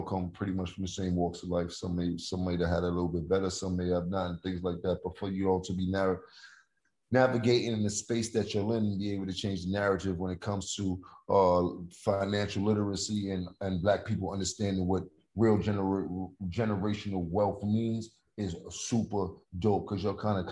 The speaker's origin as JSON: {"language": "English", "town": "New York City", "region": "New York", "country": "United States", "said": "I'm from Harlem"}